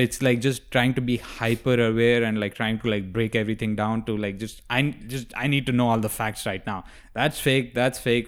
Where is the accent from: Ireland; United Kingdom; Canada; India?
India; moved away; I didn't grow up in the Middle East, if you're asking that. I grew up in India.